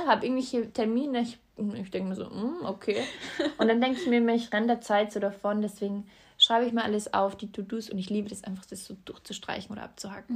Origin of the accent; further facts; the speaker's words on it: Austria; bei uns in Österreich